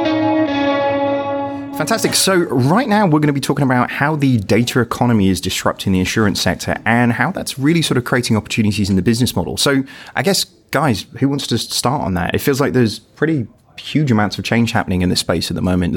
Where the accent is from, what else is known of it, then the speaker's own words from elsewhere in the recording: Yorkshire and the Humber, United Kingdom; As a Yorkshireman